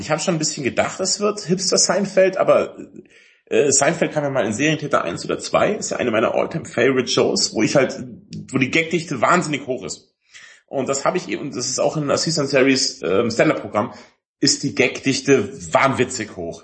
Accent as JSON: {"language": "German", "area": "Allgäu", "region": "Bavaria", "country": "Germany", "tie": "born or raised there", "said": "Ich bin ja im Allgäu groß geworden"}